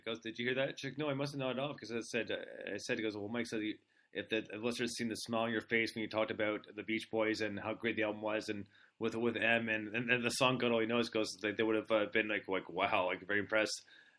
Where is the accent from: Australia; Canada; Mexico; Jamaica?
Canada; Montreal, Quebec; also born or lived in United States; So, I was born and raised in Montreal, moved to the U.S. for a little bit, then moved back to Canada.